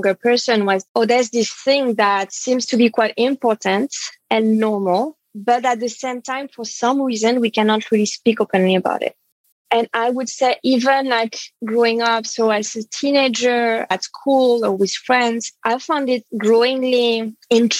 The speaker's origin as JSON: {"language": "English", "town": "Paris", "region": "Île-de-France", "country": "France", "tie": "born or raised there", "said": "I was born and raised in France, in Paris"}